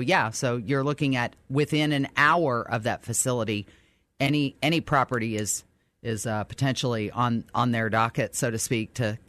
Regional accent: New Albany, United States; I grew up in New Albany, as we've talked about before, and I have friends who still live there.

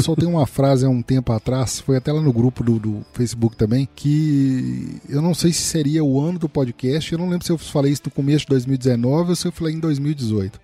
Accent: Minas Gerais, Brazil; eu sou mineiro

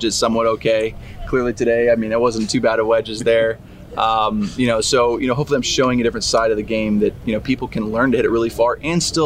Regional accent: Fresno, California, United States; I grew up in Fresno, California

